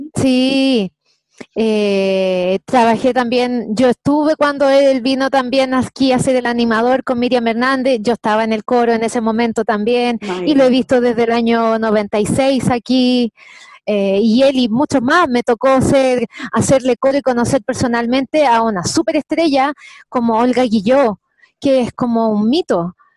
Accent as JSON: {"language": "Spanish", "town": "Santiago", "region": "Santiago Metropolitan Region", "country": "Chile", "tie": "born or raised there", "also_born_or_lived": "Viña del Mar", "said": "Nací en Santiago, soy de, original de Santiago de Chile. Eh, me crié aquí en Santiago de Chile."}